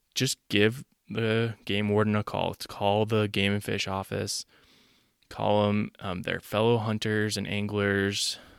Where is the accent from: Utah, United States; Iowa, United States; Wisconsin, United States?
Utah, United States; I'm from Utah